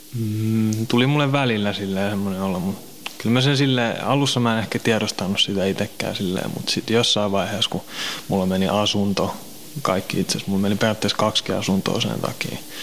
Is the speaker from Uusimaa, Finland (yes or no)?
yes; Helsinki, Uusimaa, Finland; also born or lived in Kirkkonummi / Pornainen; mä oon Helsingistä kotoisin.